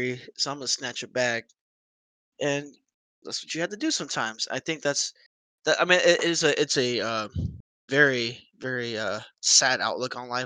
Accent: Dallas, Texas, United States; I grew up in South Oak Cliff

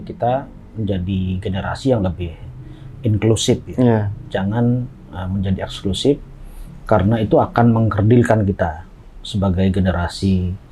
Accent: Bali, Indonesia; now in Bintaro, Indonesia; saya orang Bali

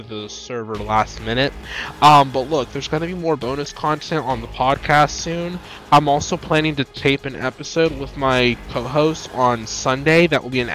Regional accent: North Carolina, United States; I'm from North Carolina, so we have troops here

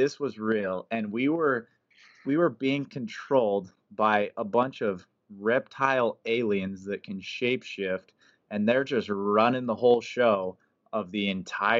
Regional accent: Pocatello, Idaho, United States; my hometown where I grew up, Pocatello, Idaho

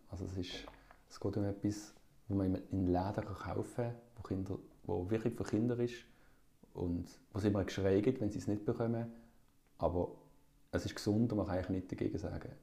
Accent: Basel, Basel-Stadt, Switzerland; ich bin hier in Basel aufgewachsen

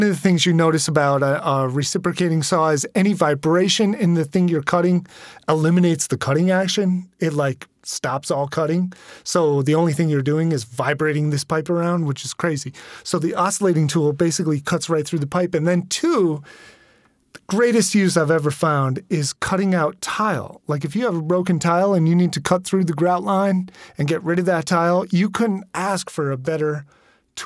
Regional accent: Catskills, New York, United States; I'm from the Catskills. This is how we roll up here

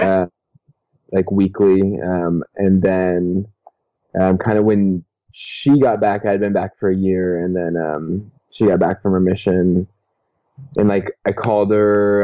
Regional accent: California, United States; moved away as an adult; also born or lived in Utah; I'm from California

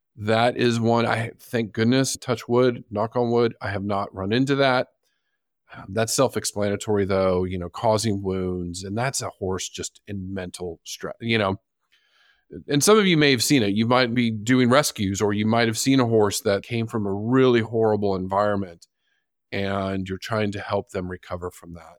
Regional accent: San Diego, California, United States; my hometown zoo, the San Diego Zoo

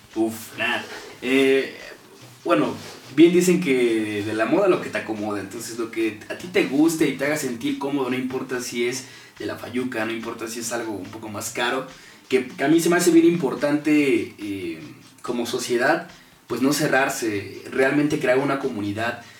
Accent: Mexico; como mexicano

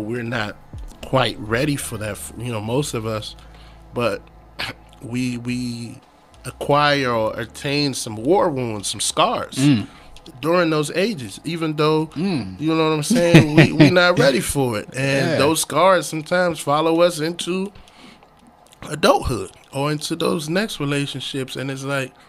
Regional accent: Prince George's County, Maryland, United States; also born or lived in Nigeria / Texas; I was born in Nigeria. Came here when I was 8 and a half. Came straight to PG County, Maryland.

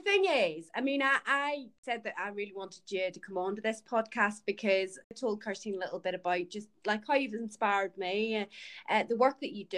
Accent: Ireland; moved away; I'm from Ireland

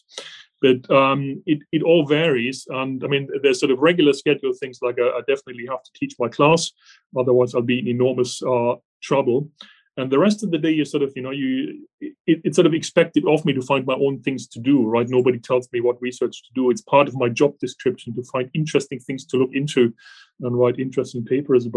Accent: Germany; English is a second language; moved away as an adult; I actually started off as an engineer originally in Germany. You can probably hear from my accent that I'm not from this country originally

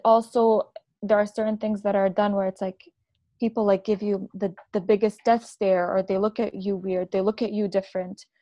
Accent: Abu Dhabi, United Arab Emirates; also born or lived in Lebanon; now in Canada; I am also born and raised in the UAE in Abu Dhabi.

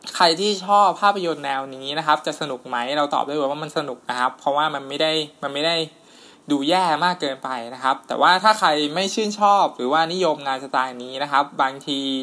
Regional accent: Thailand; moved away as an adult; now in Bangkok, Thailand; เราก็เป็นเด็กชนบท

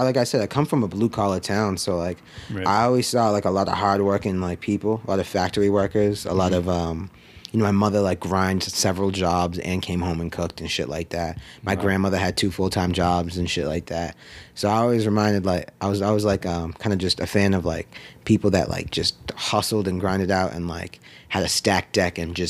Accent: Brockton, Massachusetts, United States; moved away as an adult; now in Florida, United States; I grew up in the Northeast. I grew up in a town in Massachusetts called Brockton, Massachusetts.

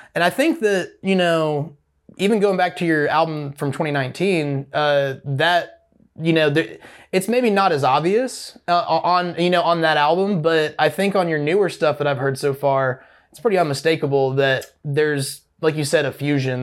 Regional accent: Opelika, Alabama, United States; I grew up in the Opelika-Auburn area.

